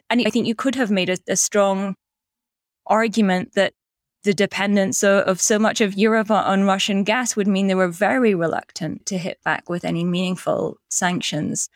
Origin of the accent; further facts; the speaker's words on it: Black Isle, Scottish Highlands, Scotland, United Kingdom; I'm from the Black Isle